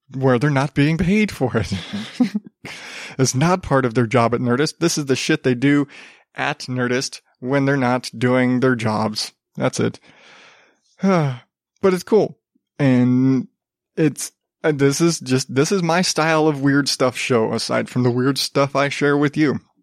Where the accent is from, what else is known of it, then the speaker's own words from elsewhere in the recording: Arizona, United States; growing up in Arizona